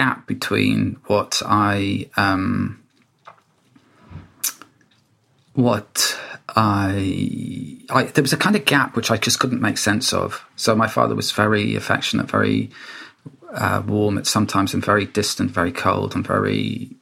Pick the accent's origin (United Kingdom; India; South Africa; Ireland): United Kingdom; Wales; when I was a child and growing up in Wales